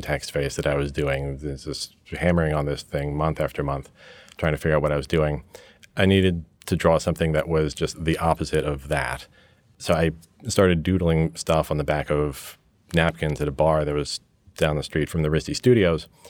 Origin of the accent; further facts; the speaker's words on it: New York, United States; also born or lived in England; growing up in New York with an American father and a British mother and spending lots of time back in England. I grew up in this hybrid environment.